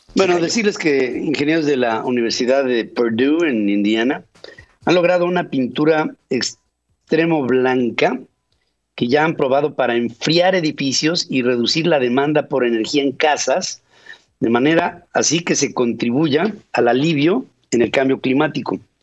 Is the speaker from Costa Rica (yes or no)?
no; Mexico; como mexicano